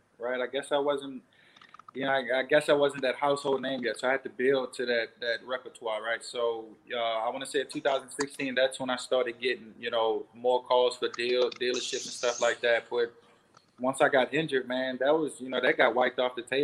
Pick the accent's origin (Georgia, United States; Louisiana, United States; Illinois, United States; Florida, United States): Louisiana, United States; New Orleans; play in my hometown